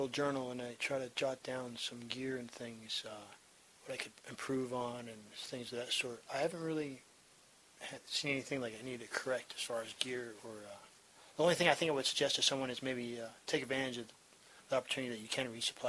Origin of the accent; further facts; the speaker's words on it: New Jersey, United States; also born or lived in San Diego, California; now in Pennsylvania, United States; I grew up in North Jersey, traveling around the country, and just moved back out here to the East Coast in end of January, from San Diego, California.